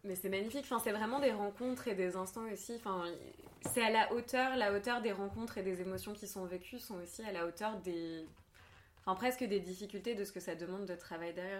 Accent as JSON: {"language": "French", "town": "Marseille", "region": "Provence-Alpes-Côte d'Azur", "country": "France", "tie": "born or raised there", "said": "j'ai grandi à Marseille"}